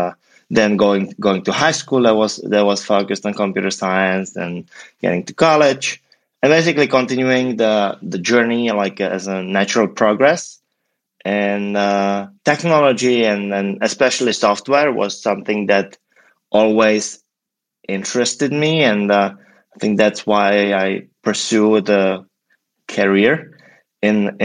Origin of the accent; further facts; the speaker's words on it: Prague, Czechia; moved away as an adult; now in San Francisco, United States; I'm originally from Prague, from the Czech Republic, and probably 7 years ago made the leap to the US